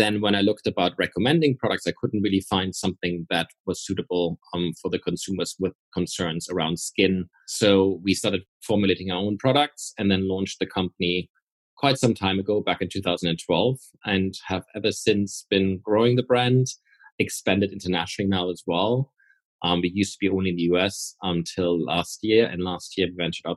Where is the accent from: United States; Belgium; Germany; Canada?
Germany; moved away; also born or lived in Austria / Paris, France / United Kingdom; I'm originally from Austria and Germany. I'm half German, half Austrian. But I left Germany a long time ago